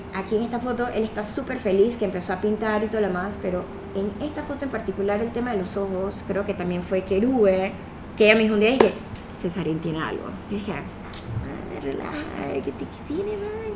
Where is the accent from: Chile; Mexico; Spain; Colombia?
Colombia; now in Panama; somos aquí colombianos también